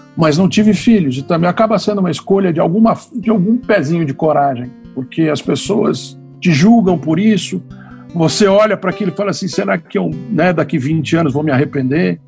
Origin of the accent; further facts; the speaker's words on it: São Paulo, Brazil; eu nasci branco em São Paulo, homem, né? com plano de saúde pago, com leite na, na, na geladeira, né? com clube